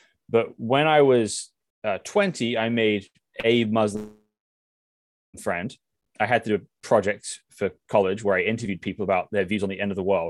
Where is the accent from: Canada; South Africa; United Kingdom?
United Kingdom; England; moved away as an adult; now in Seattle, United States; I grew up in England